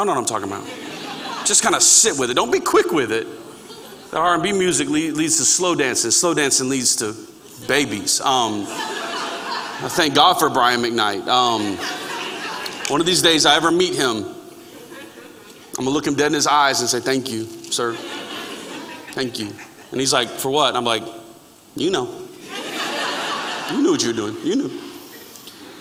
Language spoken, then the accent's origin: English; Florida, United States; I grew up in Florida